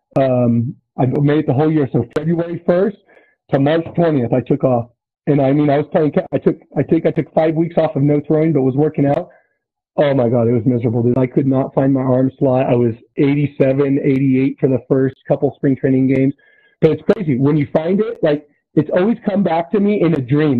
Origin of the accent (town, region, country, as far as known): Susanville, California, United States